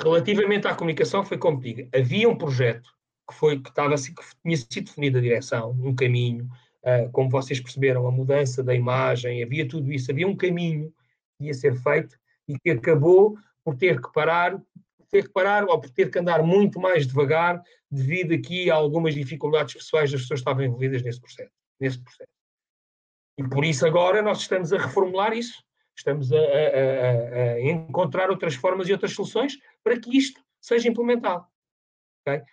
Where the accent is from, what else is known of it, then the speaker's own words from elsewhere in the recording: Amadora, Lisbon, Portugal; eu nasci na Amadora